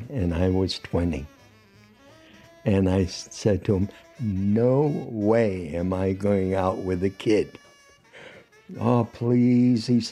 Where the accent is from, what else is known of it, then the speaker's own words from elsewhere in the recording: New Haven, Connecticut, United States; I was born in New Haven, Connecticut, September 18th, 1932